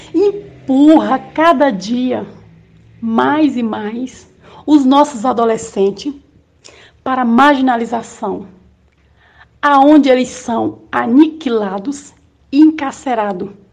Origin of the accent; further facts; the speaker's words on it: Porto Nacional, Tocantins, Brazil; also born or lived in Palmas, Brazil; nasci em Porto Nacional. Esse casal tiveram seis filhos, tive uma infância muito humilde